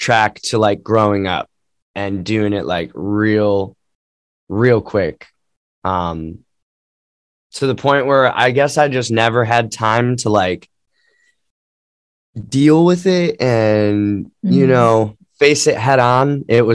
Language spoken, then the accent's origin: English; Cleveland, Ohio, United States; I grew up in Cleveland